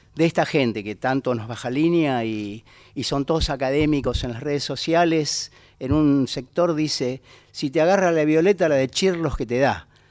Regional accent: Buenos Aires, Argentina; Mi lugar es Buenos Aires, yo soy un ratón porteño, vivo en el Bajo Flores

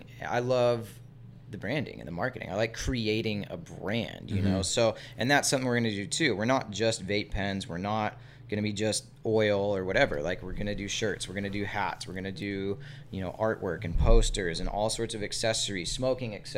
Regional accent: Encinitas, California, United States; I grew up in Encinitas

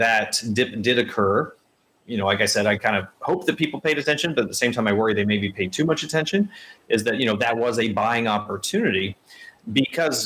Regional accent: Indianapolis, Indiana, United States; I was born in Indianapolis

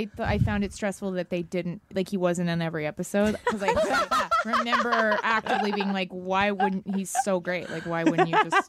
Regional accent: Dallas, Texas, United States; I grew up in Dallas.

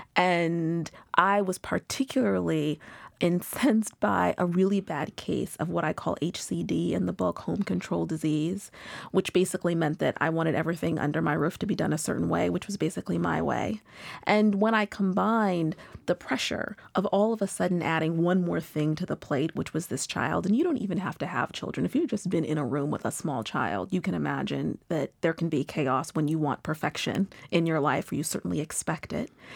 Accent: Pacific Northwest, United States; moved away as an adult; also born or lived in Seattle / Boston; now in New York, United States; I'm originally from the Pacific Northwest.

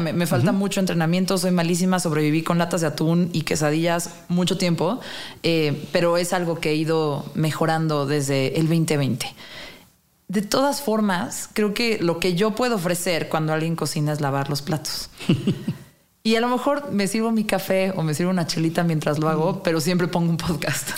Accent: Mexico; soy un mexicano, mexicane, ¿Mm? común

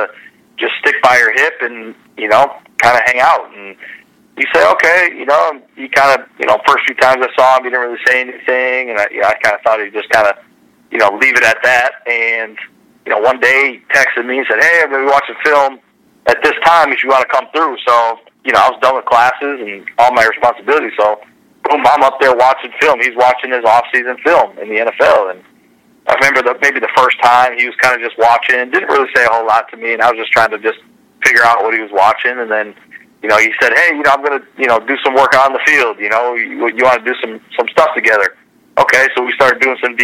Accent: Wisconsin, United States; growing up in Wisconsin

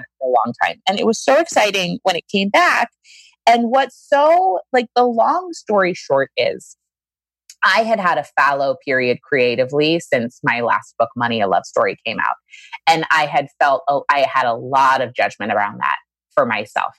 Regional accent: Maine, United States; a girl from Maine, you know, I live in a small town in Maine.

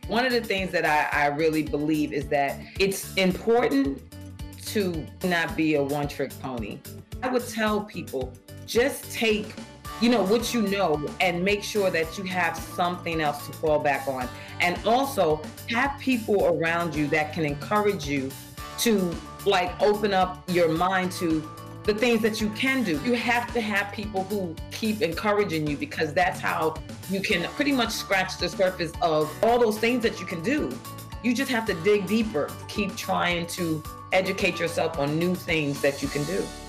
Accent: New York, United States; I'm from New York in Harlem

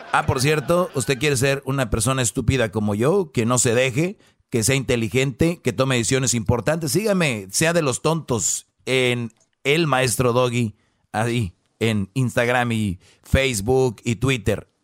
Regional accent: Monterrey, Nuevo León, Mexico; somos los regios honrados

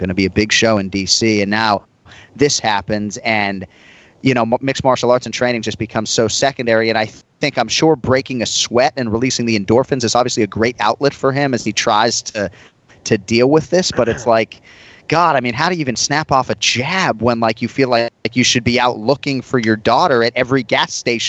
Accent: MetroWest, Massachusetts, United States; in the 1980s when we grew up in Metro West Massachusetts

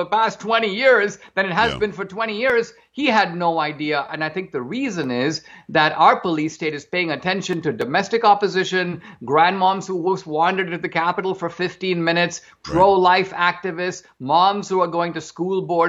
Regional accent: outside of Bombay, Maharashtra, India; I grew up in India in a middle class family outside of Bombay

